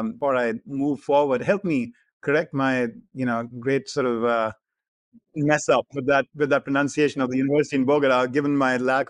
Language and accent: English; India; first language hi; English is a second language; So Hindi, which is my native language, a little smattering of Punjabi, which is kind of like a sister language, not too disparate from Hindi, and then English.